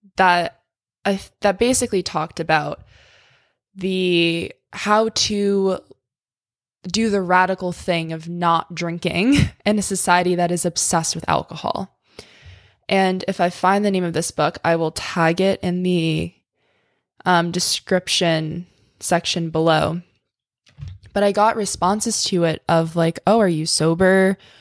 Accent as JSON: {"language": "English", "region": "New York", "country": "United States", "said": "I'm from New York. I'm used to the city"}